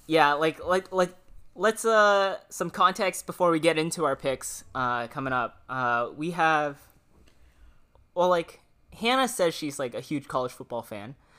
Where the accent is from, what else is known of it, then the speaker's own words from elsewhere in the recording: Washington, United States; moved away; I'm from Washington